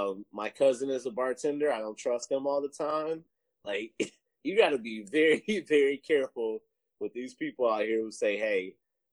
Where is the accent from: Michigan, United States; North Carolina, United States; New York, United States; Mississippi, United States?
Michigan, United States; Detroit; also born or lived in Grand Rapids, Michigan; I was from Detroit, and I would drive back and forth